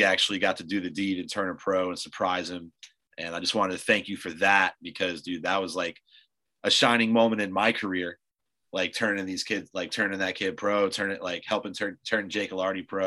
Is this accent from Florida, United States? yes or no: yes; Tampa, Florida, United States; I'm from Tampa